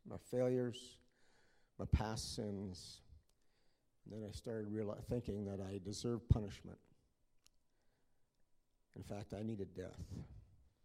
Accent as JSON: {"language": "English", "town": "Lampman", "region": "Saskatchewan", "country": "Canada", "tie": "born or raised there", "also_born_or_lived": "Whitewood, Saskatchewan", "said": "I was born in Lampman, and I grew up in Whitewood and Lampman"}